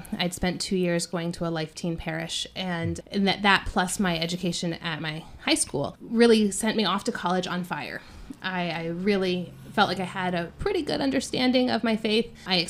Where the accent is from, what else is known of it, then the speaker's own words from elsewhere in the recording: the Bible Belt, the South, United States; moved away; I grew up in the Bible Belt. So I grew up in an area that was very not Catholic friendly.